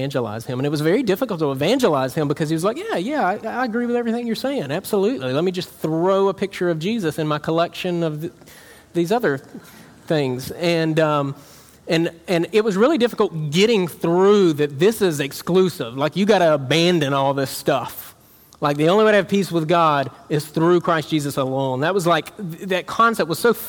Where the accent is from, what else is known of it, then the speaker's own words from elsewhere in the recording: South Georgia, United States; moved away; Where I'm from in South Georgia, like, it's like a capital Bible Belt.